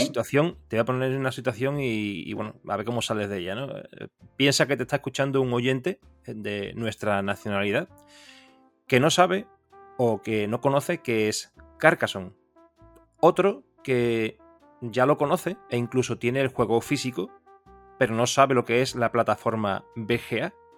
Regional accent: Seville, Andalusia, Spain; yo soy de Sevilla

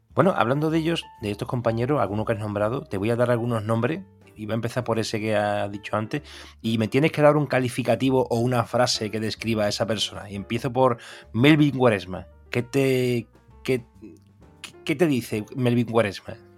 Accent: Seville, Andalusia, Spain; yo soy de Sevilla, aquí todo el mundo bebe cerveza

